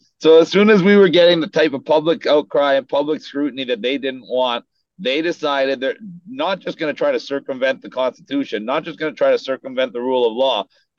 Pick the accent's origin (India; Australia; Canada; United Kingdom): Canada; now in United States; I came from Canada into the U.S., and I'm going to be in the U.K. in a couple weeks.